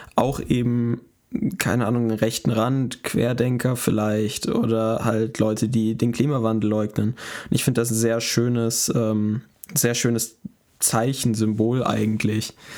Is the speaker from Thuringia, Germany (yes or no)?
no; Münster, North Rhine-Westphalia, Germany; bei uns, wo, wo, wo ich herkomme, äh, gibt es einen recht großen Club